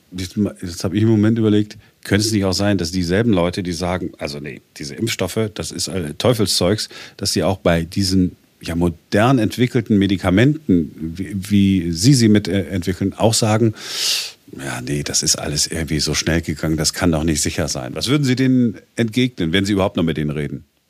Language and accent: German; Duisburg, North Rhine-Westphalia, Germany; now in Berlin, Germany; ich komme aus Duisburg, das ist, da ist auch, ist auch eine Karnevalshochburg